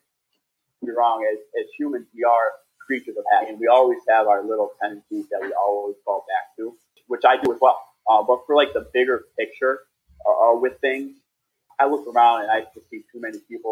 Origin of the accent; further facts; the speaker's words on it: Syracuse, New York, United States; I was born in New York City, but eventually made my way to Syracuse with my mom and dad. And so I grew up in Syracuse, New York, ever since I was about 3 to 4 years old.